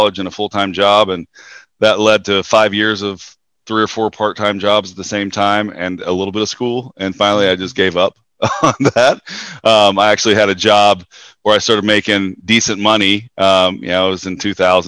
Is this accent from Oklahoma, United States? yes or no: yes; Western Oklahoma, United States; I'm from Western Oklahoma. Grew up small towns. And I say towns because I moved around a lot